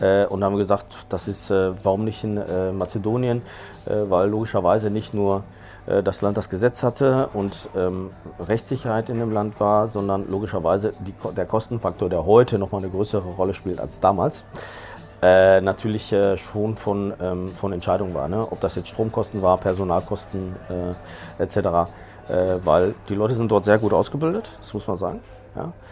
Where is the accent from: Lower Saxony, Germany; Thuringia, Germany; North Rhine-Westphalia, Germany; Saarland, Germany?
North Rhine-Westphalia, Germany; Dortmund; moved away as an adult; now in Barcelona, Spain; ich bin Spanier, ich bin in Dortmund geboren, aber äh, lebe in den letzten drei Jahren äh, in, äh, in, Barcelona